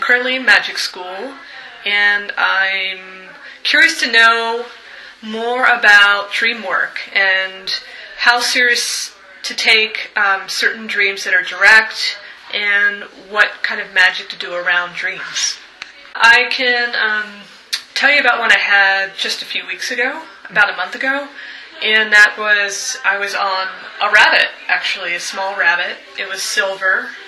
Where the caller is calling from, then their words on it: Portland, Oregon, United States; I'm calling from Portland, Oregon